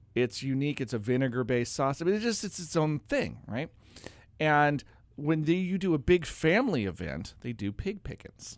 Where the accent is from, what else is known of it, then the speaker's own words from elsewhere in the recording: Oregon, United States; also born or lived in North Carolina; I grew up in Oregon, but I actually went to college in North Carolina